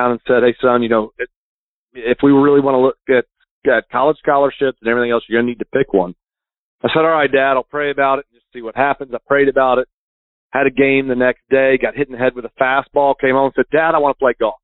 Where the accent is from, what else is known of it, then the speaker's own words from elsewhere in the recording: St. Augustine, Florida, United States; I grew up here in St. Augustine, Florida